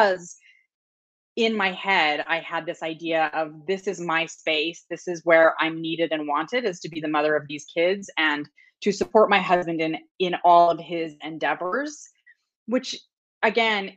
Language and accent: English; Utah, United States; I grew up in Utah